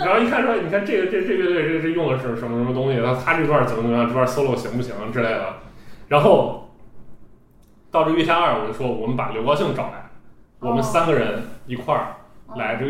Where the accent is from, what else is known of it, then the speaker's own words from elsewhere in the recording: Xi'an, Shaanxi, China; 我本身是个西安人，